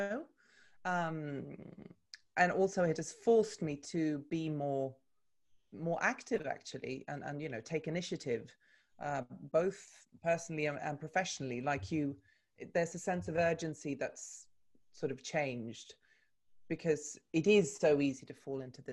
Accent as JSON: {"language": "English", "town": "Stockholm", "region": "Stockholm County", "country": "Sweden", "tie": "born or raised there", "also_born_or_lived": "London, United Kingdom", "moved": "as an adult", "said": "I'm Swedish by birth. I was born and raised in Stockholm."}